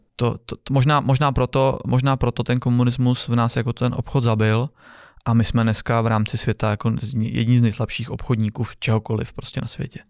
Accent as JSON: {"language": "Czech", "country": "Czechia", "said": "u nás v Čechách"}